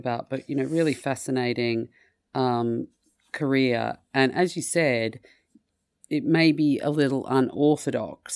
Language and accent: English; Australia; moved away; my home country of Australia